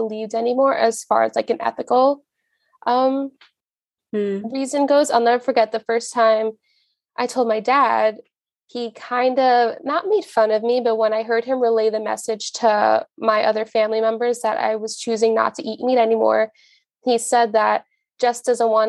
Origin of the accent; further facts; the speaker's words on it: Long Island, New York, United States; I'm from Long Island